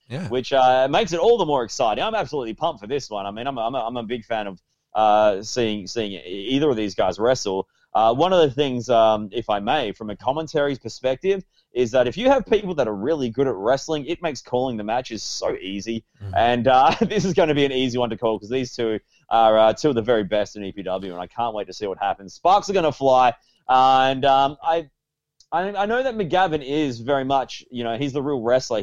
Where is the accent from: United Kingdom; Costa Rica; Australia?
Australia; as an Australian